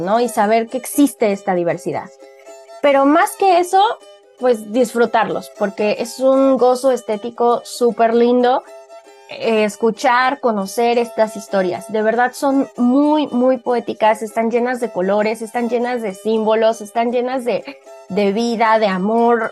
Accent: Mexico; todos somos mexicanos

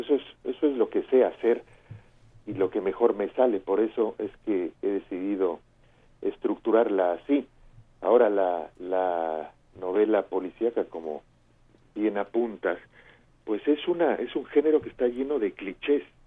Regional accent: Mexico; now in Barcelona, Spain; me siento un escritor mexicano

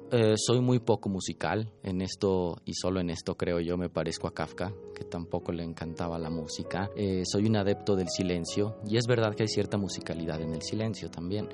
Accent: Mexico City, Mexico; Nací en la Ciudad de México en 1990.

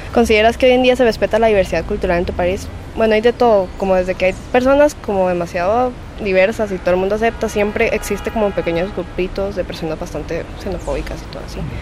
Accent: Buenos Aires Province, Argentina; soy del partido de Seiza en Buenos Aires

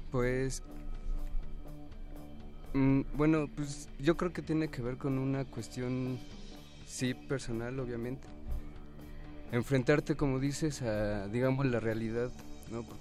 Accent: Ecatepec, State of Mexico, Mexico; Pues de alguna forma porque es el entorno del que nosotros venimos también. Somos eh, originarios de Catepec y... Catepec Rules.

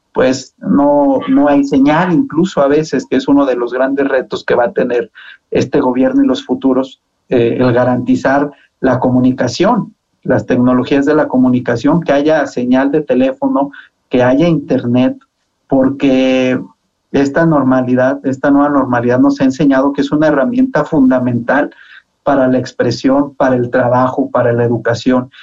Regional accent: Zacatecas, Mexico; moved away as an adult; now in Mexico City, Mexico; Yo soy muy zacatecano, siempre presumo mucho mi tierra

